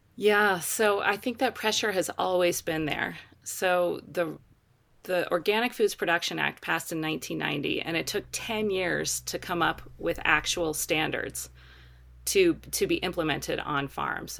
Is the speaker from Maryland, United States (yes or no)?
yes; Baltimore, Maryland, United States; moved away as an adult; also born or lived in West Virginia; now in Colorado, United States; I grew up in Baltimore City